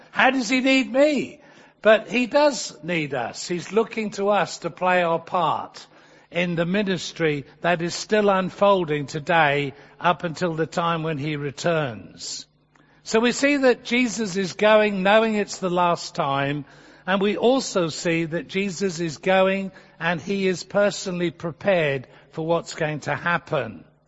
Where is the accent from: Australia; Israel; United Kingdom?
United Kingdom; England; as an Englishman